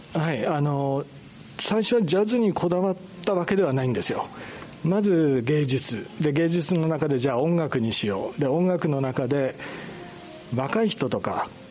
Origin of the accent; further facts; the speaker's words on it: Hamadori area, Fukushima, Japan; この辺の人たち我々地元だともう震災から10年以上経ってて住んでるのが当たり前